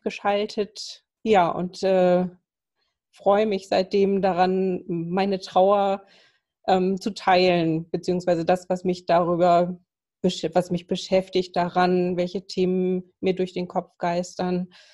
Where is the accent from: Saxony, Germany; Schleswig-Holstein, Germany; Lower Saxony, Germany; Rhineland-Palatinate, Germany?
Schleswig-Holstein, Germany; Kiel; now in Lübeck, Germany; gebürtig bin ich eine Kieler Sprotte